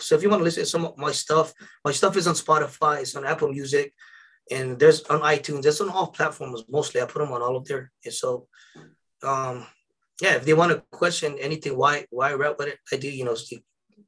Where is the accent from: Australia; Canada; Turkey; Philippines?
Philippines; I'm Filipino.